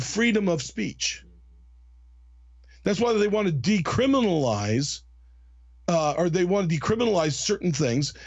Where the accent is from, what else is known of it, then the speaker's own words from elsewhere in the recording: United States; As an American